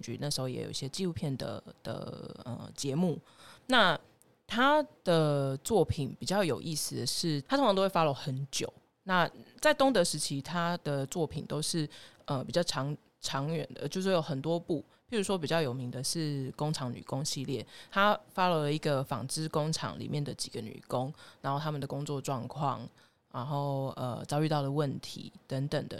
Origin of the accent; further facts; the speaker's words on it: Taiwan; 身为台湾人